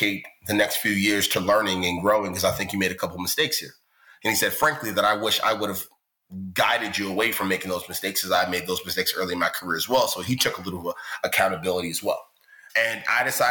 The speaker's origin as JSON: {"language": "English", "town": "Baltimore", "region": "Maryland", "country": "United States", "said": "I come from West Baltimore, really humble beginnings"}